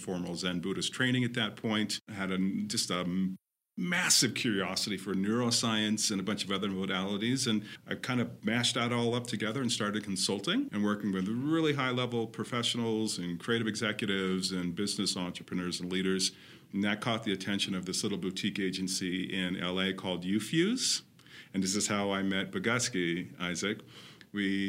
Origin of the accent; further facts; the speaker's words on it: Claremont, California, United States; I grew up in Los Angeles, or an hour out of Los Angeles to be exact, in a little town called Claremont, which is awesome.